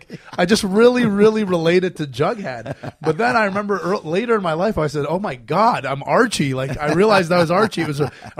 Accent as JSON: {"language": "English", "country": "Canada", "moved": "yes", "lives_now": "United States", "said": "but you live in America, as do I, a Canadian living in America."}